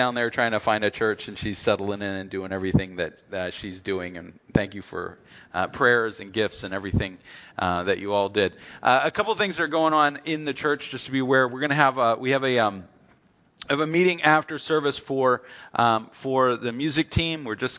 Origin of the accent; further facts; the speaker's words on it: the South, United States; born there; I was born in the South, but I am not a Southerner.